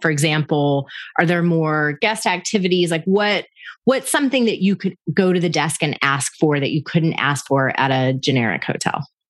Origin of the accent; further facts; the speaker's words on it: Panama City, Florida, United States; I'm originally from Panama City, Florida